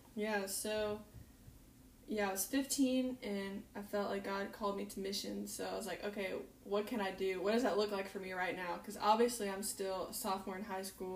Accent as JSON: {"language": "English", "region": "North Carolina", "country": "United States", "moved": "yes", "lives_now": "Kona, United States", "said": "I'm from North Carolina"}